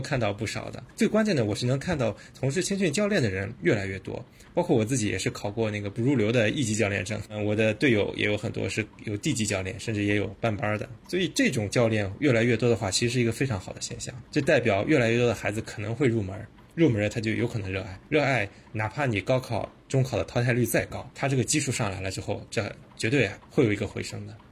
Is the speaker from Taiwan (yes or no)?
no; China; 我们是中国人啊，中国人